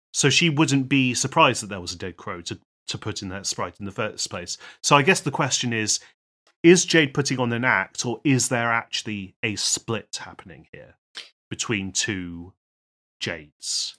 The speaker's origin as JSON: {"language": "English", "country": "United Kingdom", "said": "We are, we are British"}